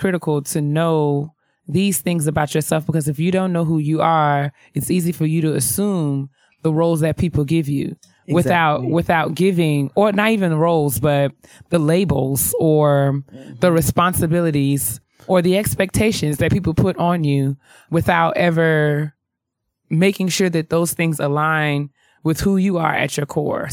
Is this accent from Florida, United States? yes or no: no; White Plains, New York, United States; moved away; I'm from New York, or because I'm from, you know, White Plains in New York